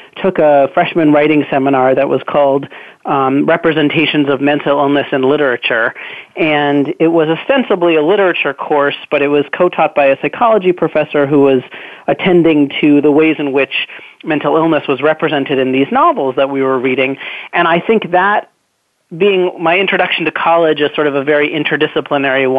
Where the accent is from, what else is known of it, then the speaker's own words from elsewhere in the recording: Newton, Massachusetts, United States; I grew up in Newton, Massachusetts, which is the town next door.